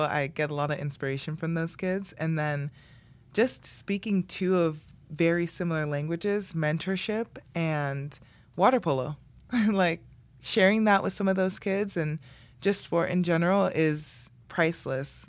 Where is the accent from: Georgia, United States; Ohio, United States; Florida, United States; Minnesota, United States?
Florida, United States; Miami; moved away; I grew up in the Redlands